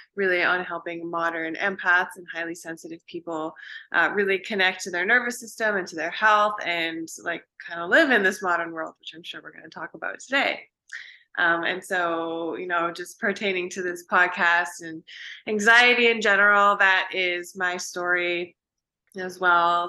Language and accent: English; Vancouver, British Columbia, Canada; moved away as an adult; also born or lived in Pacific Northwest; now in Austin, United States; I am from Vancouver, British Columbia in Canada